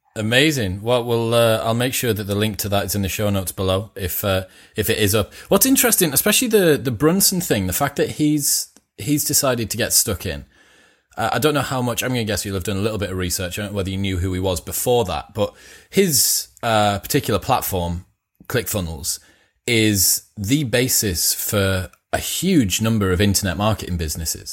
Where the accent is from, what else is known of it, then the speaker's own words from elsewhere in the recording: United Kingdom; being British